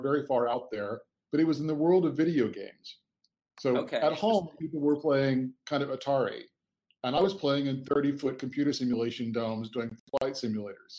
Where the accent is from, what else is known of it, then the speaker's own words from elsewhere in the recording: just outside Kansas City, Missouri, United States; moved away as an adult; also born or lived in San Francisco / Amsterdam; now in London, United Kingdom; I was born on 4,000 acres of farmland with 1,000 head of beef cattle in the middle of Missouri, just outside of Kansas City, Missouri